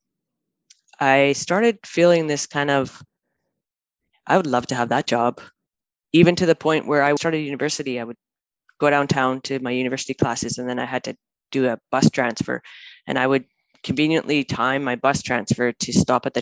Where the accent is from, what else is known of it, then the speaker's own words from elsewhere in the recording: Manitoba, Canada; moved away as an adult; now in Vancouver, Canada; I grew up in Manitoba